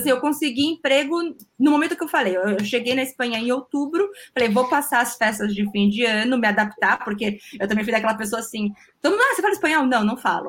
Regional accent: São Vicente, São Paulo, Brazil; moved away as an adult; also born or lived in Spain; now in Germany; eu falo que é a cidade do interior na praia, que eu sou de São Vicente.

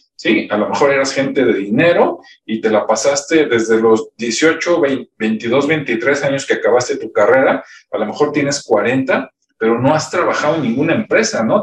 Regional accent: Mexico; hay muchísimas acá en mi país, pero por ejemplo, pues no sé, está el TEC de Monterrey, está la Universidad de Guadalajara, la UNAM

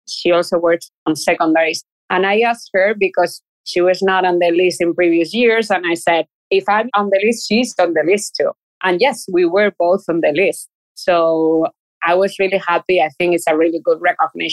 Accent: Spain; English is a second language; moved away as an adult; also born or lived in Chile; now in New York City, United States; I'm from Spain and everyone can tell because of my accent

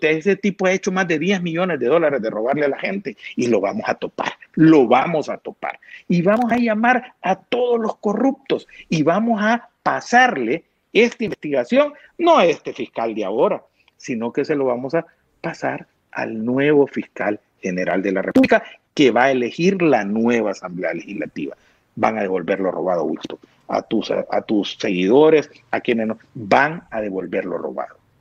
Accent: El Salvador; also born or lived in San Miguel, El Salvador; somos salvadoreños

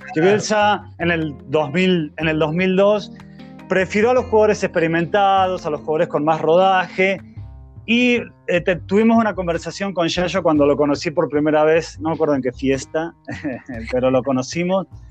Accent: Argentina; nosotros como argentinos hinchábamos por Liberia

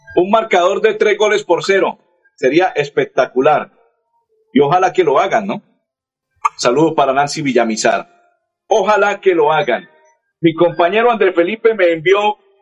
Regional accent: Colombia; soy colombiano

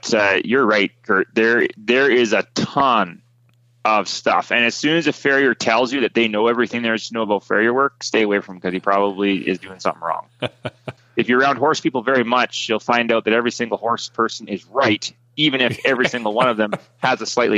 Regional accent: Prince George, British Columbia, Canada; born there; So I was born in Prince George, British Columbia. That's kind of more north of center.

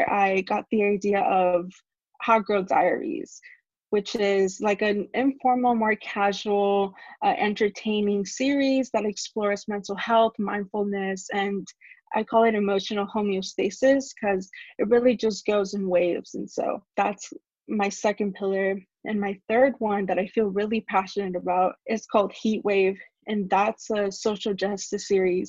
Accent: Laredo, Texas, United States; moved away as an adult; also born or lived in Monterrey, Nuevo León, Mexico; now in Austin, United States; I am originally from Monterrey, Nuevo León, but I moved to Laredo when I was really young. I would say about 4

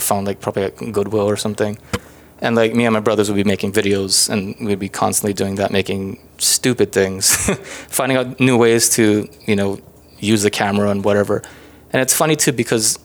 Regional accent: Hawaii, United States; moved away; growing up in Hawaii, I kind of grew up always wanting to be creative

